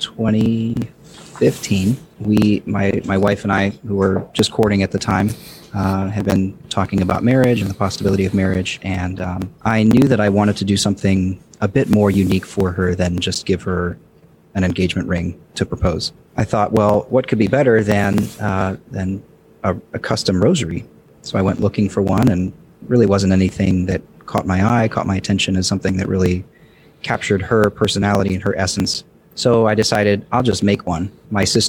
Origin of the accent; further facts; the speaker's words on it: Dayton, Ohio, United States; moved away as an adult; I'm from Dayton, which is about an hour north of Cincinnati, and moved here almost 4 years ago